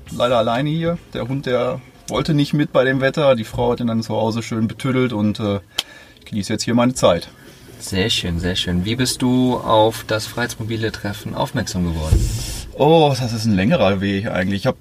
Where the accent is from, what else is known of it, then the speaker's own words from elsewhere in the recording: Luxembourg; Ich komme halt aus Luxemburg und bin auch hier geboren und ich arbeite mit Hunden.